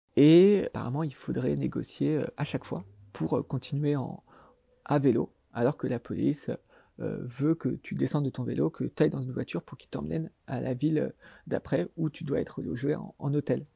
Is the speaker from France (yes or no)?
yes; France